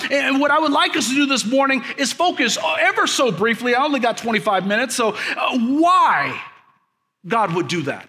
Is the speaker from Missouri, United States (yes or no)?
yes; Kansas City, Missouri, United States; moved away as an adult; also born or lived in Leavenworth, Kansas; now in mid-Missouri, United States; I grew up in Kansas City